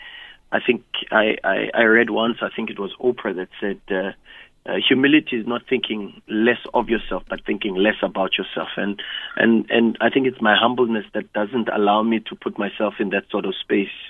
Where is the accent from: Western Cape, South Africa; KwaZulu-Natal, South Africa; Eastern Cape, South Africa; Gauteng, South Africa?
Gauteng, South Africa; Soweto; I grew up in Soweto